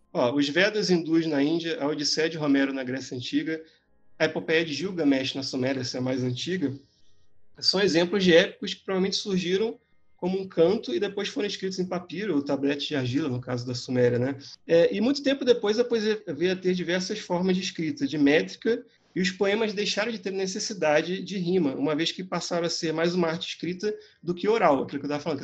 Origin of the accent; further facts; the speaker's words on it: Rio de Janeiro, Brazil; eu nasci no Rio de Janeiro, eu morava ali na Gávea, perto do Clube do Flamengo